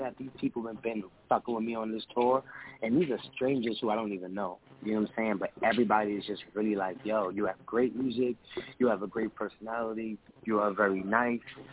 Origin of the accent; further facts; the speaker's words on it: New York City, New York, United States; I'm actually from the Bronx in New York